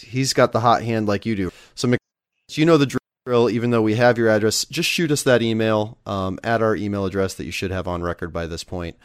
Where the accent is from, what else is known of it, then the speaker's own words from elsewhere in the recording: Nebraska, United States; now in Los Angeles, United States; I'm from Nebraska